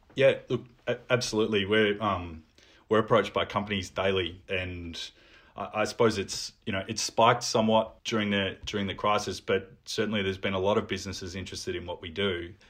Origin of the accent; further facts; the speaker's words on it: Melbourne, Victoria, Australia; I've lived in Melbourne, um, all of my life. I, I grew up in Carlton.